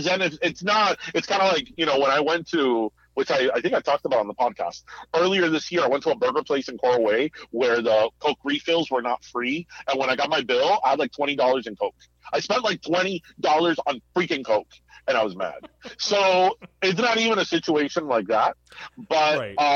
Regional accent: Miami, Florida, United States; moved away as an adult; also born or lived in Midwest; when I was away from Miami

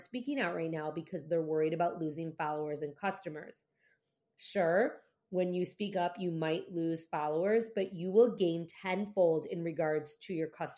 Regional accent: United States; as an American citizen

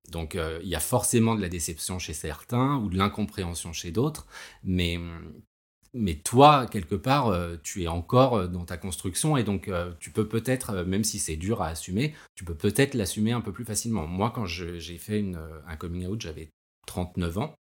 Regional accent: Paris, Île-de-France, France; j'ai 46 ans, je suis parisien

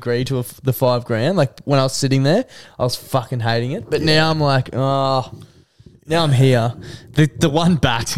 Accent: Queensland, Australia; as a Queenslander

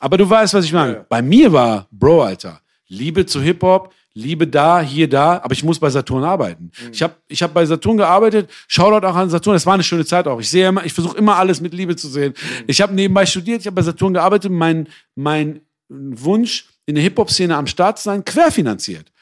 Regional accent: Essen, North Rhine-Westphalia, Germany; Aber ich bin auch im Ruhrgebiet aufgewachsen

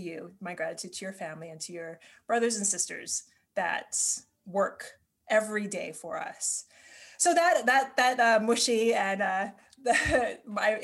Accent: Hawaii, United States; moved away as an adult; now in New York City, United States; I'm from Hawaii. A lot of you all know that. But I moved to New York in August

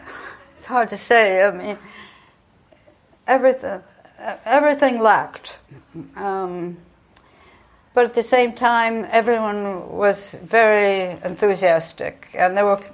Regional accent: New York, United States; moved away as an adult; also born or lived in Algeria; And Sherif Galal heard my accent and said, where are you from? I said I was from New York.

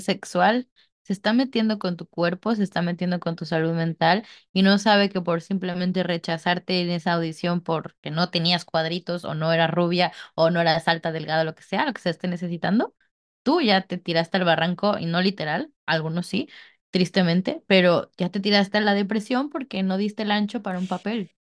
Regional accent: Mexico

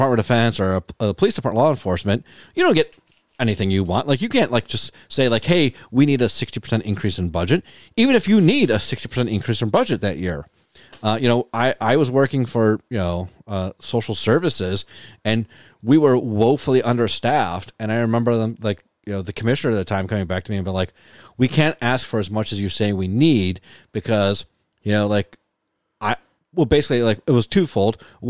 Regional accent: Buffalo, New York, United States; because I grew up in Buffalo and you know, we couldn't afford Sears

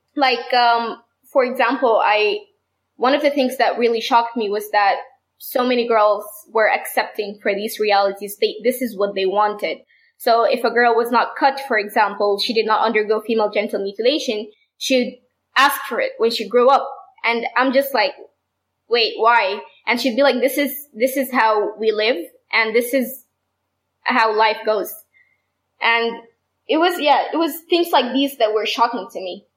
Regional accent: Sudan; I'm from Sudan

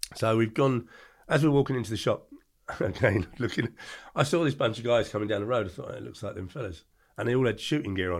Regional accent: England, United Kingdom; born or raised there

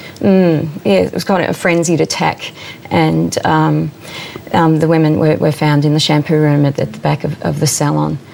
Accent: Southwest Victoria, Australia; I grew up in Southwest Victoria.

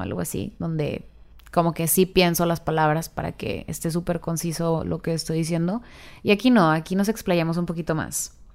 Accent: northern Mexico, Mexico; mezclo a veces como el inglés con el español porque soy del norte

